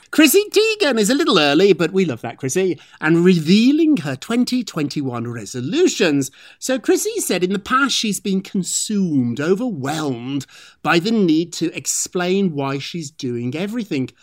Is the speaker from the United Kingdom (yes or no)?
yes; United Kingdom; now in United States; I'm British